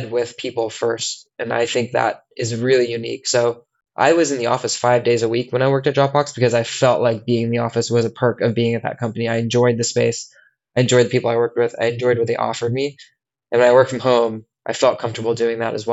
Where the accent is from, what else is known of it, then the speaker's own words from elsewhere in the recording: United States; moved away as an adult; also born or lived in San Francisco, California; now in London, United Kingdom; as an American